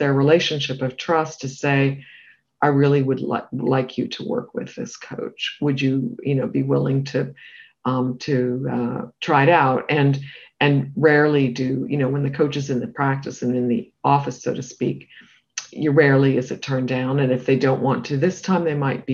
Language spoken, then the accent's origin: English; Canada; also born or lived in United Kingdom; now in United States; as a Canadian who also lived in the UK